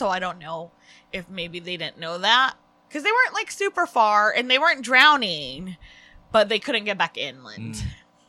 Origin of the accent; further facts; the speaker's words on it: California, United States; we're from California.